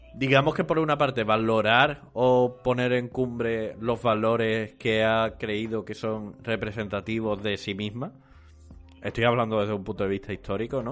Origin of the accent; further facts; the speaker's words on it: Andalusia, Spain; accent: Andalusian; mi acento andaluz. Y eso es algo que yo creo que nos pasa a los andaluces